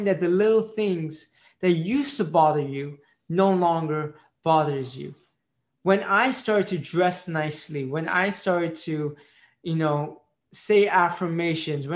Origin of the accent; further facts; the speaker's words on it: United States; first language Marathi; English is a second language; I was born in the United States, so I'm an Indian Pakistani Jew